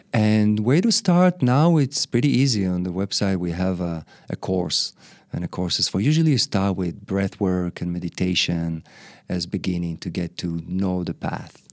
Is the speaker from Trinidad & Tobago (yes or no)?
no; Israel; moved away as an adult; also born or lived in Australia; My parents brought me back to Israel, so I was raised in Israel most of my life